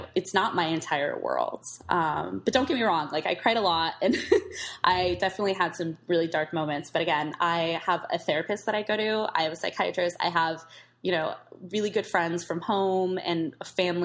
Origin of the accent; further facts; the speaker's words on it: East Bay, California, United States; I grew up in the East Bay